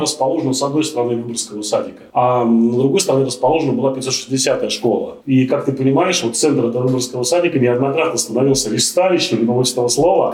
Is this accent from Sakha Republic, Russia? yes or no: no; Saint Petersburg, Russia; как уроженец и 30 лет проживший на Финбане